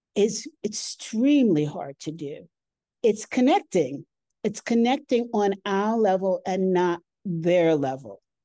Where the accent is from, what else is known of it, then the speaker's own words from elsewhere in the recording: United States; moved away as an adult; now in Colorado, United States; I'm from New York, New Jersey